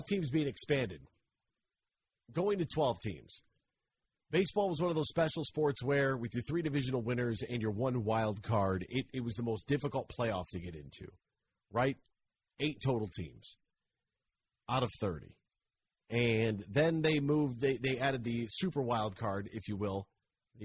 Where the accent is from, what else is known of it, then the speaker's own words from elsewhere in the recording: Monroe, Michigan, United States; I am from Monroe.